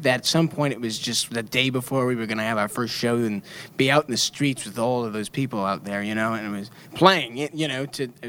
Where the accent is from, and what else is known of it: Michigan, United States